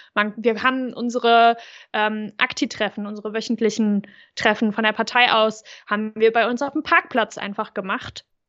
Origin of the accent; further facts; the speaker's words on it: Overath, North Rhine-Westphalia, Germany; wo ich groß geworden bin, in Overath